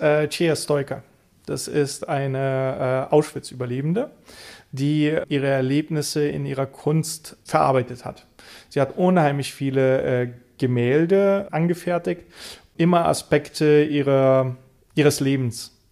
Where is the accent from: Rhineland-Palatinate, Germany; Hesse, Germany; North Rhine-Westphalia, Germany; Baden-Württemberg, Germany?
Rhineland-Palatinate, Germany; Middle Moselle; also born or lived in Bulgaria; Ich bin aber in der Mittelmosel aufgewachsen